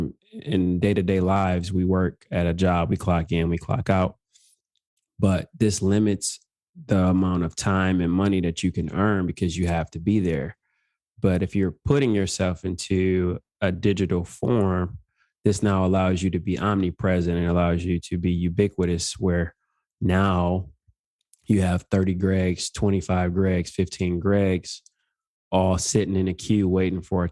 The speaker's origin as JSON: {"language": "English", "town": "Detroit", "region": "Michigan", "country": "United States", "tie": "born or raised there", "also_born_or_lived": "Georgia", "moved": "as an adult"}